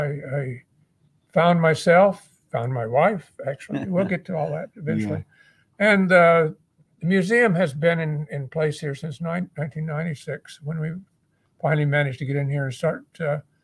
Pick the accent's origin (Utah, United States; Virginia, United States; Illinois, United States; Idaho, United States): Utah, United States; moved away as an adult; also born or lived in New Zealand; now in Hawaii, United States; I was raised in Utah as a young child